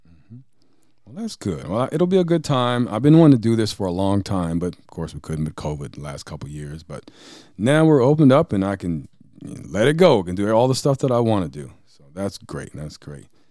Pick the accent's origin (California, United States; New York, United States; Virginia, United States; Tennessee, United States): Tennessee, United States; Franklin; also born or lived in Nashville, Tennessee; now in Fredericton, Canada; Tennessee, my home state, by the way. If anybody didn't know, I was born in Nashville, raised in Franklin